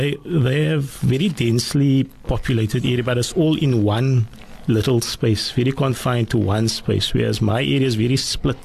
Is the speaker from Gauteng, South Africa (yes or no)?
no; Cape Town, Western Cape, South Africa; Salt River, and also in Tafelsig.